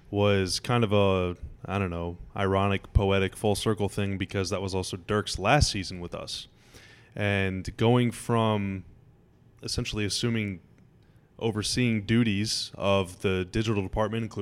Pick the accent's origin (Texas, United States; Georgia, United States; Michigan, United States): Texas, United States; Dallas; as a fan growing up in Dallas or the DFW area, I guess I should say